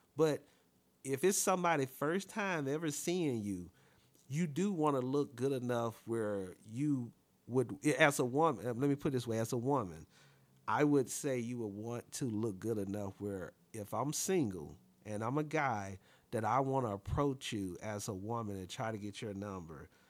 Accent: Alabama, United States; I'm from Alabama as well.

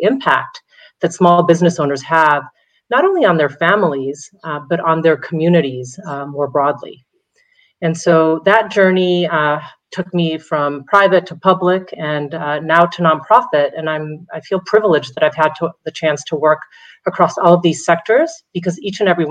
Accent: Mexico City, Mexico; moved away as an adult; now in United States; I was born and raised in Mexico City

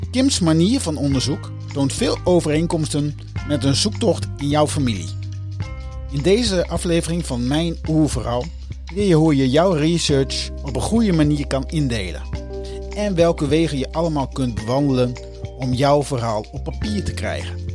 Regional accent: Groningen, Netherlands; Geboortejaar 1978, geboorteplaats Groningen

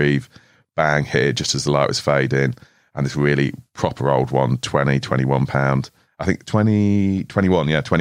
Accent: Switzerland; moved away; Growing up in Switzerland

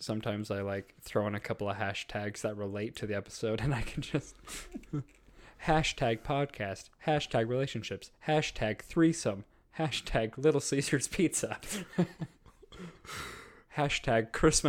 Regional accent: Oregon, United States; I'm from Oregon.

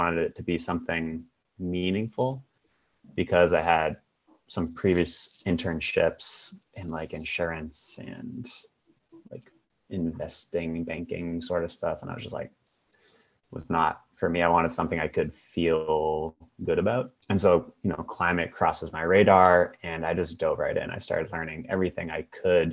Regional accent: Boston, Massachusetts, United States; now in Seattle, United States; I'm from the Boston, Massachusetts area, but I am currently in Seattle.

